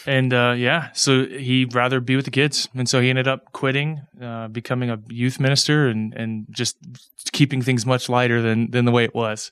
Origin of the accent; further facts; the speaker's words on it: Pasadena, Texas, United States; I grew up in Pasadena